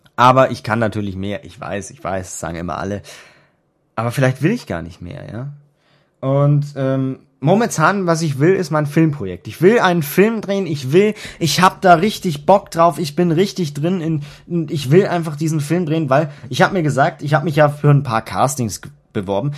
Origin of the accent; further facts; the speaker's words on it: Germany; bei uns in Deutschland